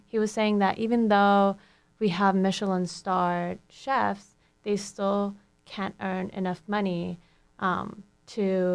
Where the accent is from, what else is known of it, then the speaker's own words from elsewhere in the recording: Turkey; now in United States; I'm actually from Turkey